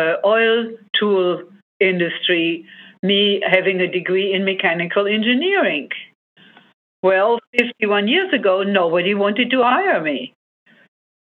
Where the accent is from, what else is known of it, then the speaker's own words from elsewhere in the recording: Germany; moved away as an adult; now in United States; I grew up in Germany